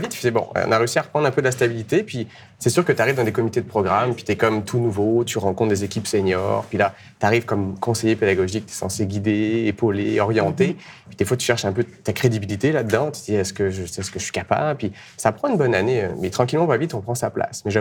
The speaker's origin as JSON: {"language": "French", "country": "France", "moved": "as an adult", "lives_now": "Canada", "said": "je venais de l'autre côté de l'Atlantique, j'étais en France. J'ai fait des études en biologie animale euh, jusqu'à mon doctorat. Et puis après, j'ai eu la chance de quitter la France pour venir au Québec pour continuer en recherche."}